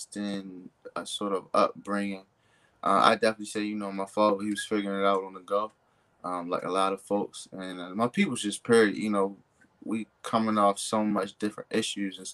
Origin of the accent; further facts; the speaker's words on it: Baltimore, Maryland, United States; I grew up in West Baltimore, in, I guess we say, the tail end of the crack era.